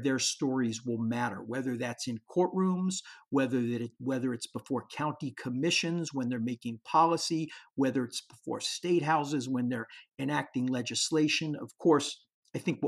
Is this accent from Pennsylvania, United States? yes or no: yes; Pittsburgh, Pennsylvania, United States; it's my hometown.